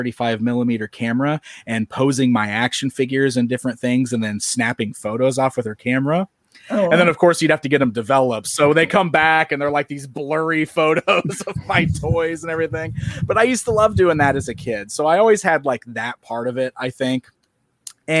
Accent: Springfield, Illinois, United States; born or raised there

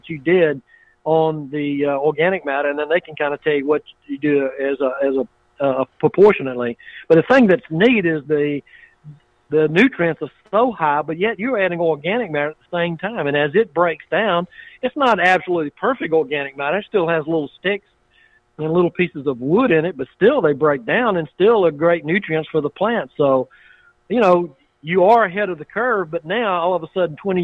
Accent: Waynesboro, United States; We had a pecan grower that I grew up with in Waynesboro

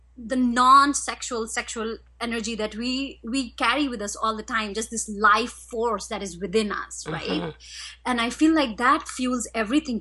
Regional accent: India; I was raised in India

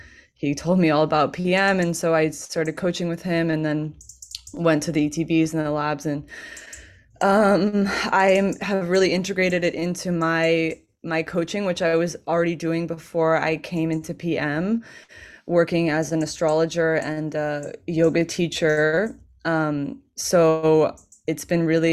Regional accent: California, United States; now in Portugal; I am from California originally

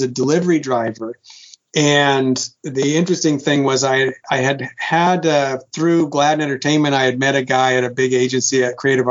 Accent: Sacramento, California, United States; moved away; I'm from Sacramento

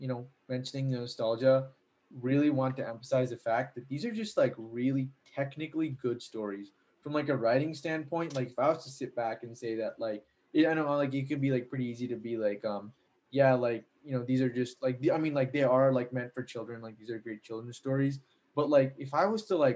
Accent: United States; I'm from America

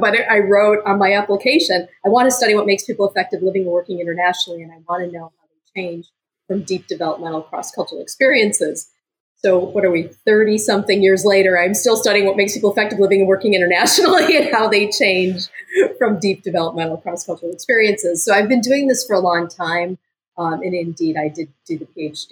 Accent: United States; I'm American.

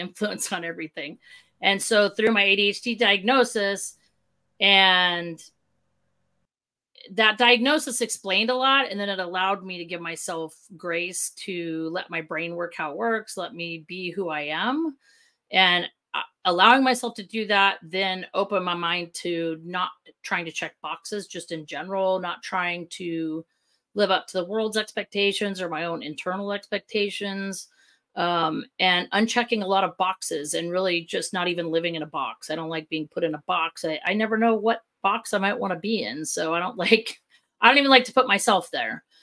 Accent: Southern California, United States; now in Chandler, United States; originally from Southern California

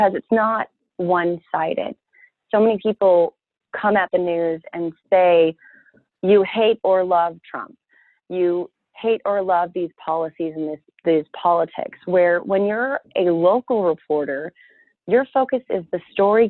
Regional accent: an hour from Bakersfield, California, United States; moved away as an adult; I got a job offer over in Bakersfield, which was just an hour away from my hometown

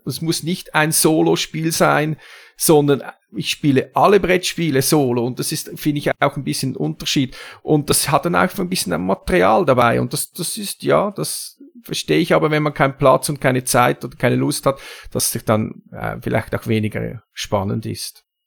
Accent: Zurich, Switzerland; komme ich aus der Schweiz, ne, nämlich aus Zürich

